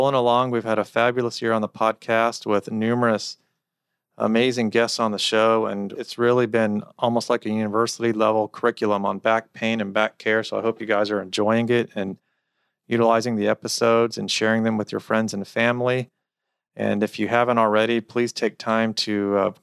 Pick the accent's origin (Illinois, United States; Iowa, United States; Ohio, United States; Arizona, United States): Ohio, United States; Cincinnati; I am from Cincinnati and I'm a Bengals fan